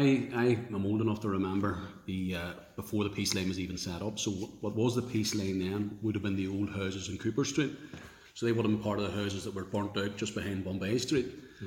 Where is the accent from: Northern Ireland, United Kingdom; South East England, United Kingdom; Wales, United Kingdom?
Northern Ireland, United Kingdom; Belfast; like everyone who grew up in Clonard here in West Belfast